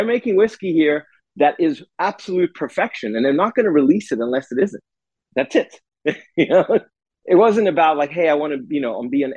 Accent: South Africa; moved away; growing up in South Africa

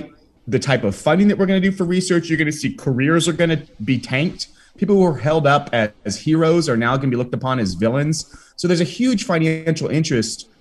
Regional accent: United States; now in Spain; I'm an American and I live in Spain.

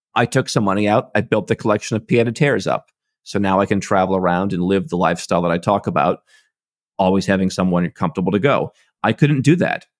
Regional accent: Cleveland, Ohio, United States; moved away as an adult; I was born in Cleveland, Ohio in the U S

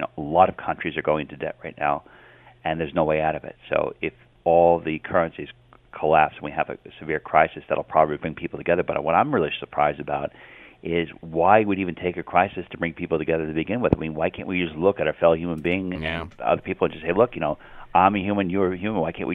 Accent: United States; I'm an American

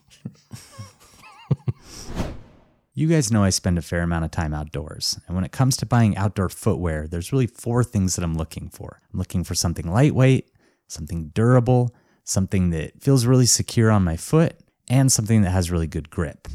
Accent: Missoula, Montana, United States; my hometown, Missoula, Montana

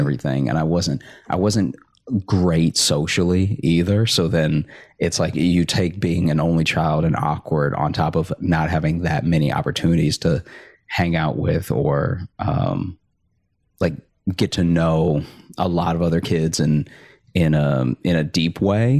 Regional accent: Alexandria, Louisiana, United States; moved away as an adult; also born or lived in Chicago; I grew up in Alexandria

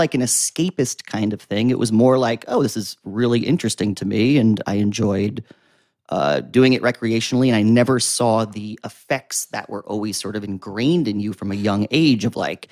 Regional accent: Wantage, New Jersey, United States; moved away as an adult; now in Jersey City, United States; From Sussex County, New Jersey. Now I live in Jersey City. So I was from like Wantage, the kind of picturesque Appalachian Mountain area, the northwest tip of New Jersey.

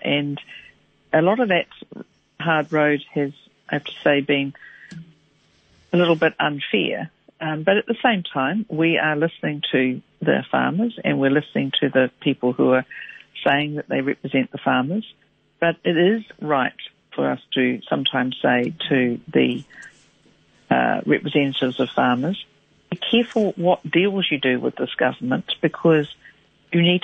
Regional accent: Waikato, New Zealand; moved away; I'm a girl from the Waikato originally, and my parents are dairy farmers, as were theirs

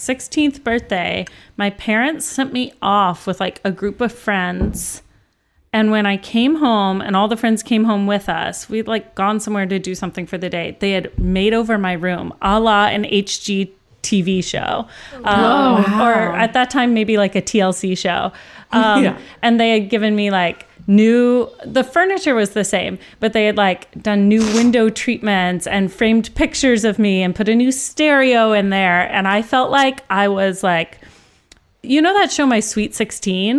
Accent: the South, United States; I'm from the South

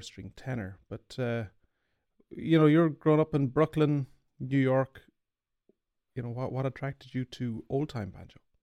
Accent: Ireland; I'm an Irish banjo player

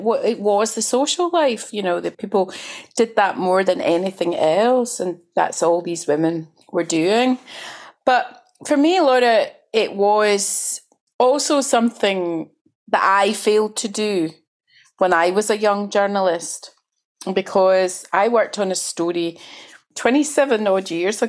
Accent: Glasgow, Scotland, United Kingdom; Well, I grew up in Glasgow

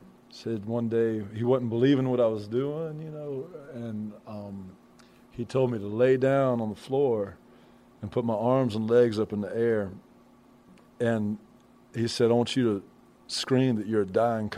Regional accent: Brewton, Alabama, United States; I grew up in Brewton, Alabama.

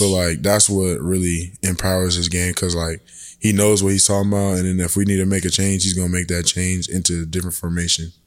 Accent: San Diego, California, United States; moved away as an adult; now in Norman, United States; I'm from San Diego, California, and I play football at the University of Oklahoma.

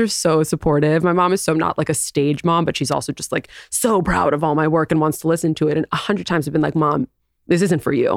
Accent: New York City, New York, United States; moved away as an adult; also born or lived in Southern California; I grew up in New York City

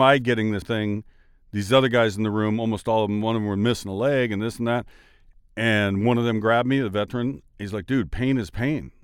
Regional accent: Washington, United States; I'm from Washington State

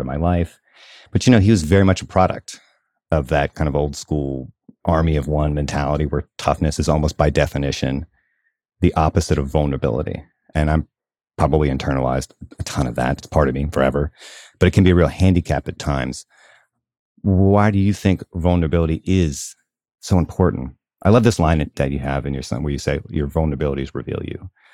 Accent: the South, United States; where I grew up in the South

